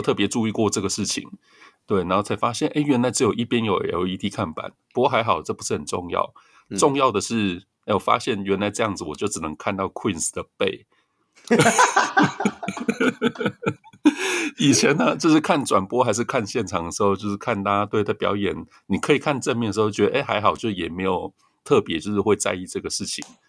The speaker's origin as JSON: {"language": "Chinese", "region": "southern Taiwan", "country": "Taiwan", "moved": "yes", "said": "我是南部来的嘛，所以就会支持南部球队"}